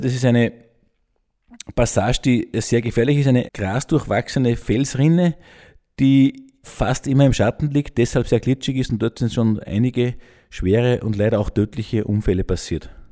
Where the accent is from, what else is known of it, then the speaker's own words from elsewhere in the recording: Gmunden, Upper Austria, Austria; ich bin gebürtiger Gmundner, bin mit sechs das erste Mal am Traunstein gewesen